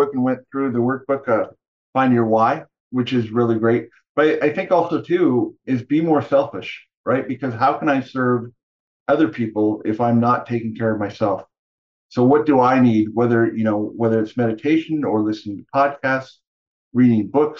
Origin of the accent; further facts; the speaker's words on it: Canada; I grew up in Canada